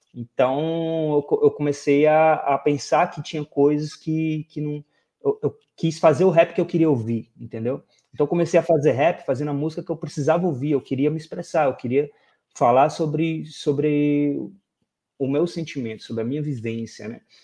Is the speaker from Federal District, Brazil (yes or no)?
no; Fortaleza, Ceará, Brazil; also born or lived in Brasília; cresci em Fortaleza